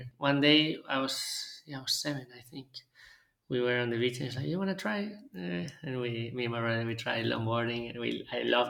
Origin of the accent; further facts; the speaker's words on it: Vigo, Galicia, Spain; also born or lived in Buenos Aires, Argentina; I loved growing up in Galicia. We were living in a little island like close next to Vigo